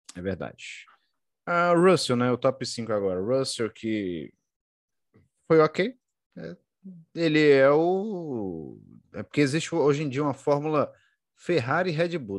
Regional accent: Brazil; nós somos brasileiros

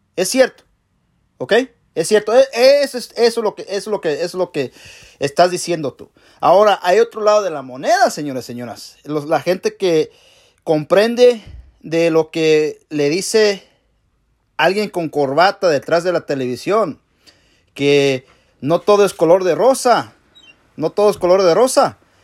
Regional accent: Mexico; now in United States; Yo soy mexicano

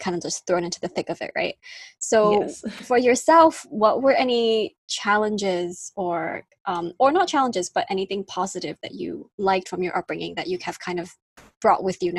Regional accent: Singapore; born there; I was born in Singapore, but I obviously didn't kind of end up living here permanently until 2018. And prior to that, I was like a bit all over the place.

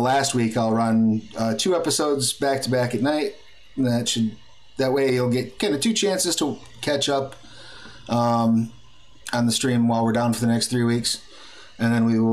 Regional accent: United States; I'm an American

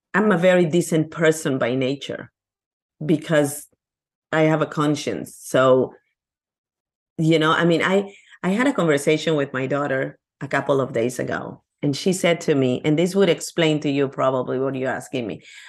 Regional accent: Lima, Peru; English is a second language; now in United States; I'm from Peru, Lima, Peru, in South America.

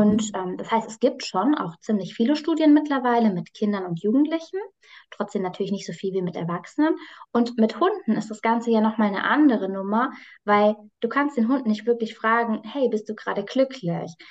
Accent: near Frankfurt am Main, Hesse, Germany; ich komme aus der Nähe von Frankfurt am Main

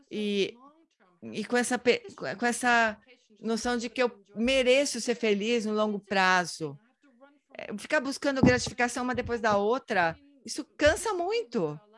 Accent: Brazil; Eu encontrei você três anos atrás em, em Dharamsala sou do Brasil.

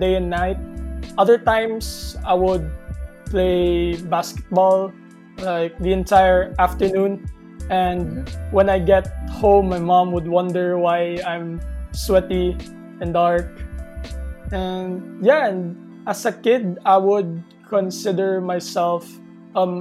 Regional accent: Cebu City, Central Visayas, Philippines; I was born and raised here in Cebu.

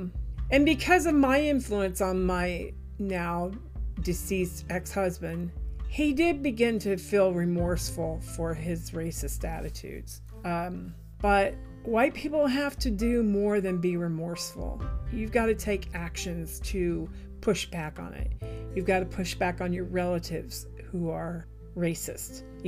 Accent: Midwest, United States; And especially because I was brought up in the Midwest, where manners were everything.

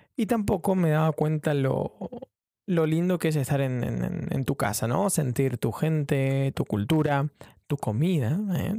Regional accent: Argentina; moved away as an adult; now in London, United Kingdom; soy un periodista argentino viviendo en Londres

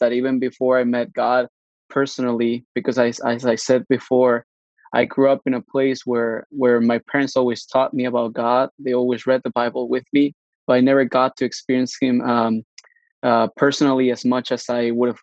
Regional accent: Mexico; now in Canada; I was born in Mexico, grew up in Mexico

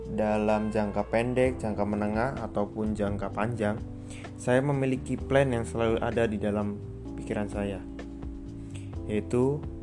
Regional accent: Pringsewu, Lampung, Indonesia; Saya berasal dari Pringsewu, Provinsi Lampung

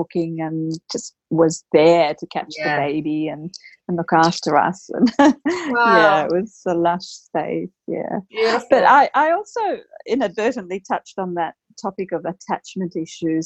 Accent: Australia; while I'm Australian, my background's Indian

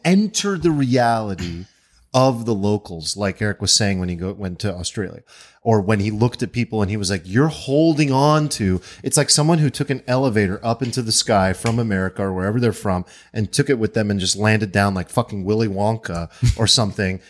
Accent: United States; as an American

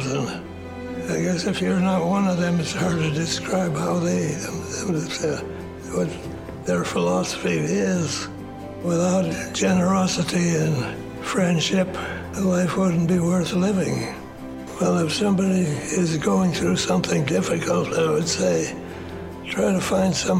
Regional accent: Minneapolis, Minnesota, United States; I was born in Minneapolis

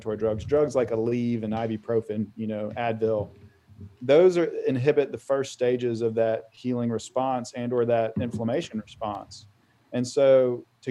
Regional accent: Auburn, Alabama, United States; moved away as an adult; also born or lived in Vail, Colorado; I grew up in Auburn, Alabama, decided I should not go to undergrad there

